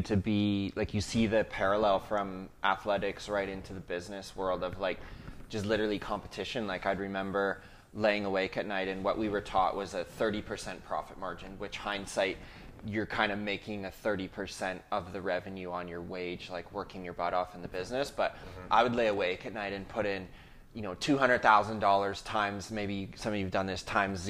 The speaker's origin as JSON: {"language": "English", "region": "Ontario", "country": "Canada", "moved": "yes", "lives_now": "British Columbia, Canada", "said": "we came from Ontario to British Columbia. My dad planted this church back in 2002."}